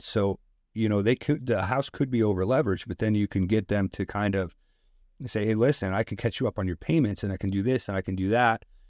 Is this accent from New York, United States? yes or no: yes; Westchester, New York, United States; now in Bronx, United States; I live in the Bronx. I grew up in Westchester